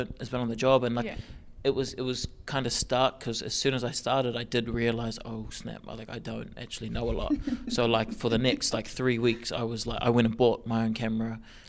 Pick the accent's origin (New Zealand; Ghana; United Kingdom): New Zealand; from New Zealand.